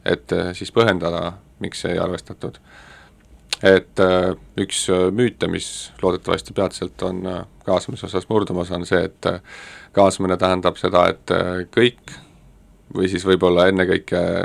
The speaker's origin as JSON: {"language": "Estonian", "town": "Tallinn", "region": "Harju County", "country": "Estonia", "tie": "born or raised there", "said": "ma olin põline nõmmekas"}